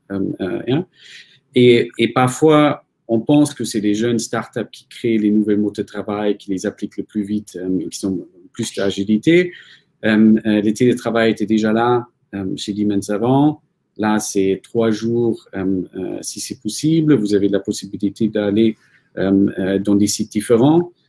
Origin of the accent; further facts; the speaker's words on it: Germany; moved away; je suis allemand